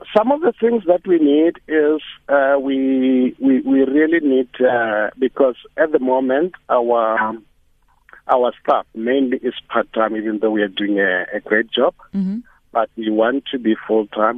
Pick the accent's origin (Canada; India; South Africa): South Africa; I grew up in the rural area